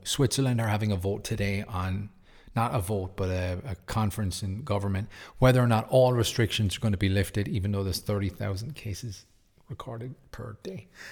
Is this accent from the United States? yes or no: no; Cork, Munster, Ireland; my hometown in Cork, in Ireland, on the south